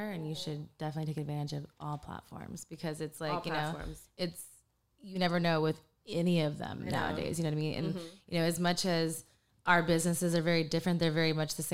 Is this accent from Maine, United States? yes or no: no; Texas, United States; also born or lived in Panama; raised in Texas